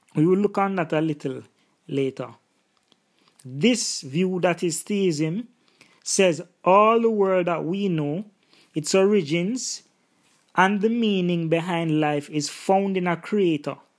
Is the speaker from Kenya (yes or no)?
no; Jamaica; In my own cultural context and background, 'cause I'm Jamaican, there is Rastafarianism